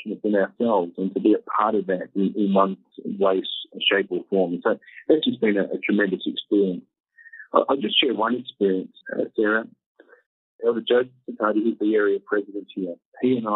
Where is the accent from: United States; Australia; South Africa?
Australia; Tasmania; also born or lived in Melbourne, Australia; now in Kenya; I mentioned that I was from Tasmania originally. I grew up in Tasmania